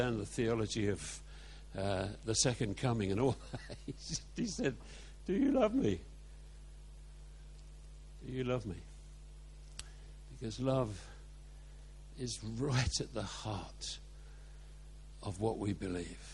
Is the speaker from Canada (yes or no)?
no; Carshalton, London, United Kingdom; where I was born on the St. Helier estate in Carshorton